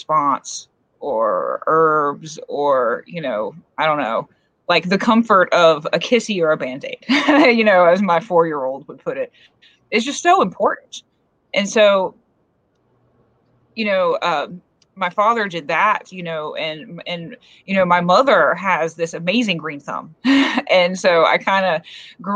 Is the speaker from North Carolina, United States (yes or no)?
yes; coast of North Carolina, United States; now in Appalachians, United States; I grew up in like, on the coast of North Carolina